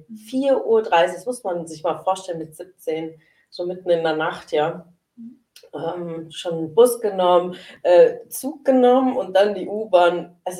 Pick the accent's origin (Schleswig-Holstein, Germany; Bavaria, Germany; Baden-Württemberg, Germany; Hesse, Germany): Baden-Württemberg, Germany; Sindelfingen; ähm, ich bin ja gebürtig aus Sindelfingen und äh, aufgewachsen in Sindelfingen.